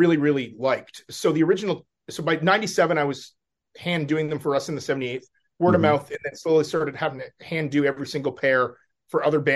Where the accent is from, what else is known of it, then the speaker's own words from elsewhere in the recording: Canada; I'm Canadian